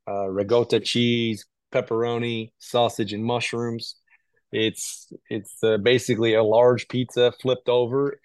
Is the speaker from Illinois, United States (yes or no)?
yes; Chicago, Illinois, United States; moved away; was kinda dabbling in all the sports growing up in Chicago